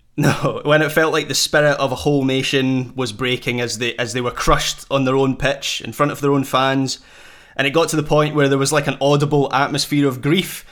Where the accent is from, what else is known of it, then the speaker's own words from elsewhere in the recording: Scotland, United Kingdom; as a Scot